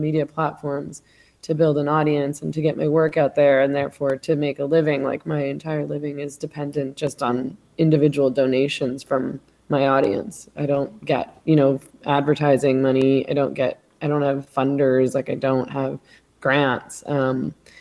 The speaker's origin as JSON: {"language": "English", "country": "Canada", "said": "I'm Canadian"}